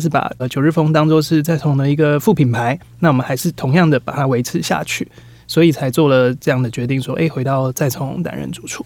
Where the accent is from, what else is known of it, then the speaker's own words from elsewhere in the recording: Taiwan; 知道我们是台湾人的